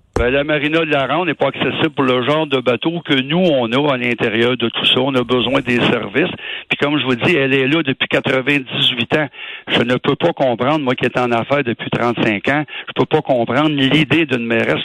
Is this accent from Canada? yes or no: yes; Montreal, Quebec, Canada; On est des Montréalais